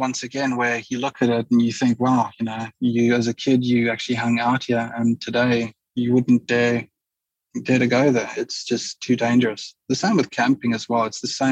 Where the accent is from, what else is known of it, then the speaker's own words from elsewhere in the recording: Pretoria, Gauteng, South Africa; So it's my hometown, in other words, as well, Pretoria City, the Pretoria area in general